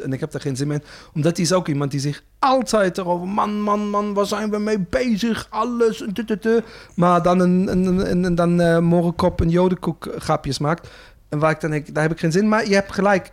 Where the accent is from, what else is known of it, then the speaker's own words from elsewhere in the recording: Germany; Dutch is a second language; now in Netherlands; als Duitser